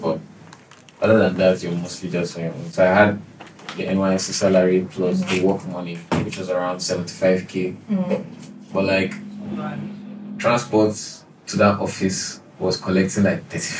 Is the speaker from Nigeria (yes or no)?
yes; Onitsha, Anambra, Nigeria; we're Onitsha people. I'm from Onitsha, and Onitsha people, we love whiskey.